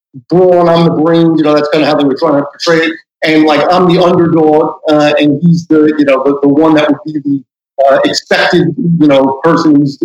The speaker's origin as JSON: {"language": "English", "town": "New York City", "region": "New York", "country": "United States", "tie": "born or raised there", "also_born_or_lived": "Manhattan", "said": "I live in Manhattan now, but I grew up in Queens"}